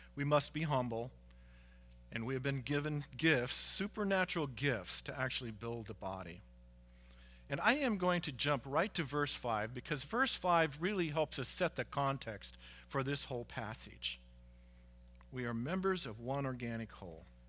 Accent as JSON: {"language": "English", "country": "United States", "said": "here as American citizens because we are all Americans"}